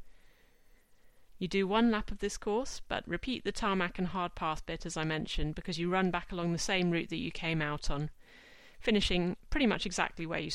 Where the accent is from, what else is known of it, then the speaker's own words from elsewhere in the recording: Exeter, South West England, United Kingdom; moved away; my husband and I were both from Exeter.